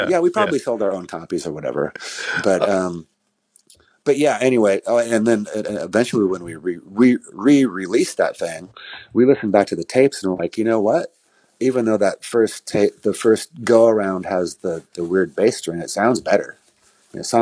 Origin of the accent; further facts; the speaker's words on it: Aberdeen, Washington, United States; we're from Aberdeen